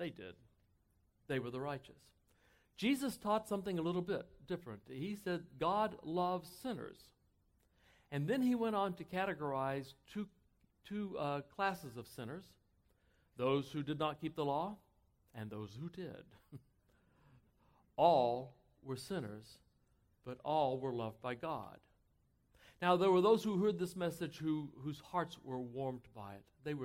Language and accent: English; Texas, United States; I grew up in Texas